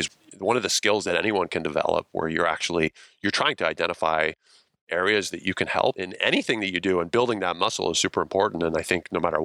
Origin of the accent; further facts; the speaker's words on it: Ontario, Canada; moved away as an adult; also born or lived in British Columbia; I grew up in Ontario